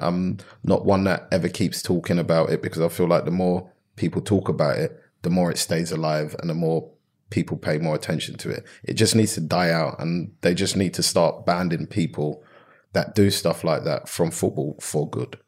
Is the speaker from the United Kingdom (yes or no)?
yes; London, United Kingdom; I grew up in South London